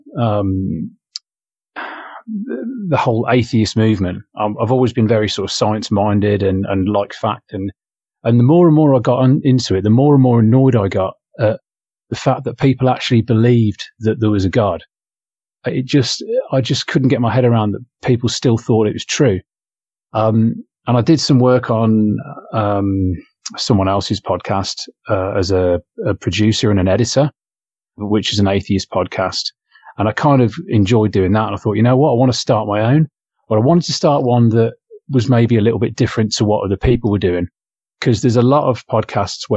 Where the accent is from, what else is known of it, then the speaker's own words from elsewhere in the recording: England, United Kingdom; now in Australia; I'm English